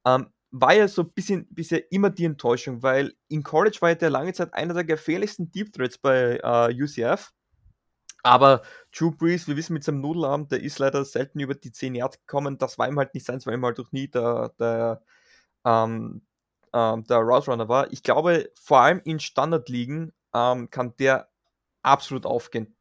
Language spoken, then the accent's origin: German; Graz, Styria, Austria; wie man bei uns in Graz sagt